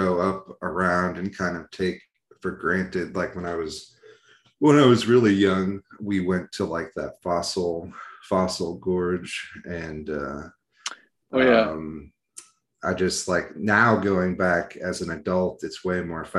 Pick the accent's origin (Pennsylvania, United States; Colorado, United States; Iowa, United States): Iowa, United States; Des Moines; I was born and raised in Des Moines and went to school here and went to UNI